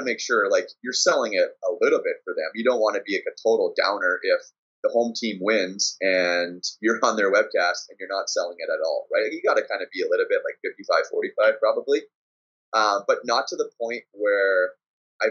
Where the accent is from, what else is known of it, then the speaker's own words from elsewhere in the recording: Winnipeg, Manitoba, Canada; We're from Winnipeg